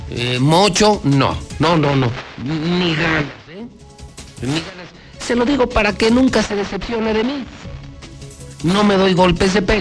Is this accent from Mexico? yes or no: yes; Mexico; somos muchos mexicanos los que llevamos ese extraordinario nombre.